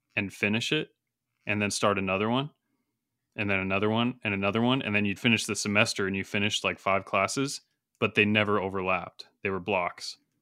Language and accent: English; Montana, United States; a university near where I grew up in Montana, Dillon, Montana